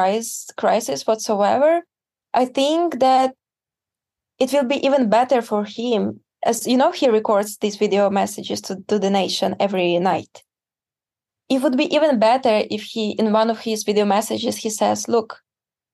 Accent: Ukraine; my hometown

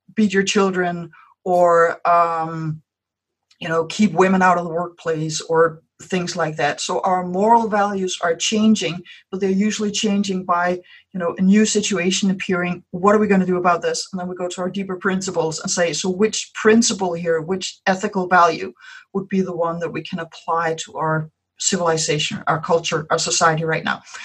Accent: Denmark; first language Danish; English is a second language; mine is Danish.

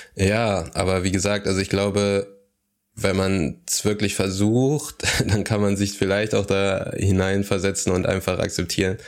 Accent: Aachen, North Rhine-Westphalia, Germany

